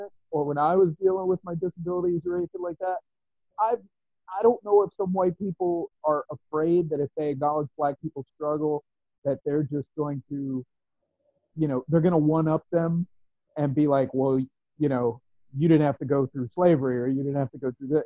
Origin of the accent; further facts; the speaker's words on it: West Virginia, United States; I grew up in West Virginia